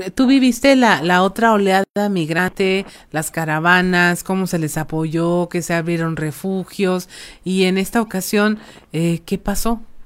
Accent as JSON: {"language": "Spanish", "region": "Coahuila", "country": "Mexico", "said": "como ser humano coahuilense"}